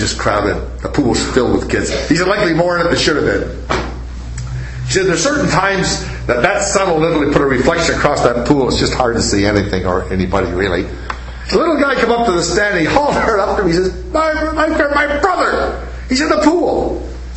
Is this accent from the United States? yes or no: no; Canada; I'm a Canadian